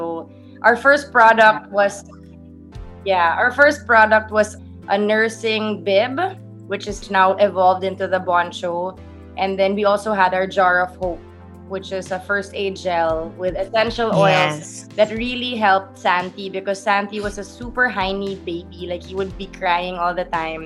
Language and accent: English; Philippines; being a Filipina, with being Catholic, with growing up in the Philippines